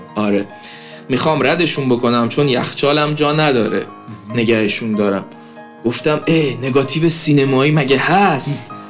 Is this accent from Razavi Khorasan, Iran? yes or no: no; Ahvaz, Khuzestan, Iran; تو شهر خودمون اهواز